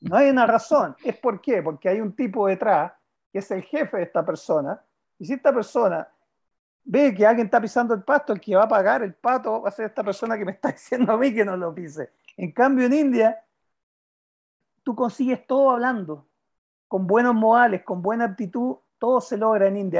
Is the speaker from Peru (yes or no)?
no; Chile; como chileno